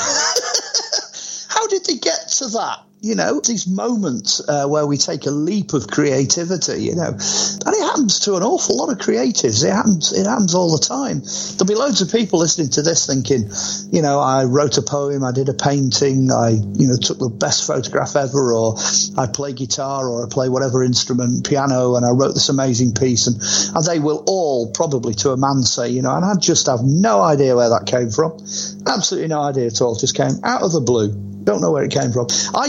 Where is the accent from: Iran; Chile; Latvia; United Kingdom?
United Kingdom; Warrington, North West England; played my hometown here. He came to RAF Burton Wood, Warrington, and played here